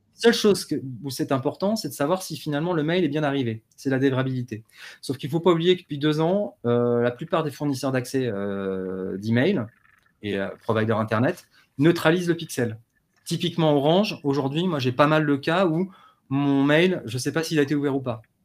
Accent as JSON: {"language": "French", "town": "Paris", "region": "Île-de-France", "country": "France", "said": "je suis parisien"}